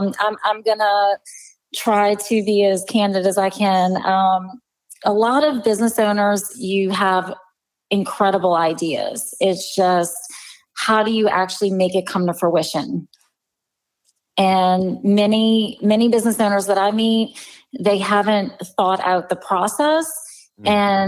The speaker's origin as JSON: {"language": "English", "region": "Louisiana", "country": "United States", "said": "I'm from the South. We can say a lot in a very short period of time."}